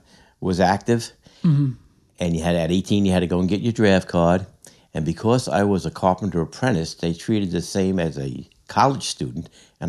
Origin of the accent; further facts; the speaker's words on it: Deer Park, New York, United States; now in Mount Sinai, United States; I grew up in Deer Park.